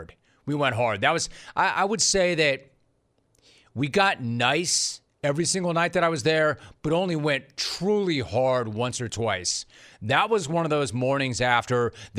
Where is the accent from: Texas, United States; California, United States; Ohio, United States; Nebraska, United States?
California, United States; Los Angeles; also born or lived in Orange County; I'm from Los Angeles